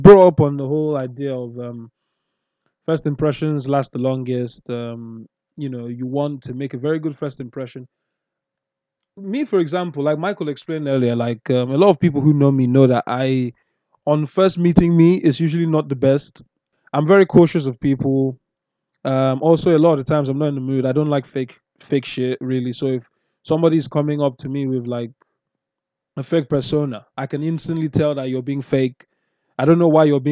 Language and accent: English; London, United Kingdom; accent: Southeast London; also born or lived in Nigeria; Obviously, I grew up in Nigeria first, but I grew up in Southeast London in my teenage years.